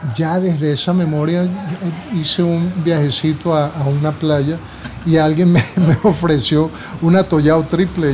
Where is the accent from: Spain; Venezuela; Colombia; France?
Colombia; Buenaventura, Valle del Cauca; Yo desde pequeño y, como te digo, desde la experiencia que yo tenía aquí en Buenaventura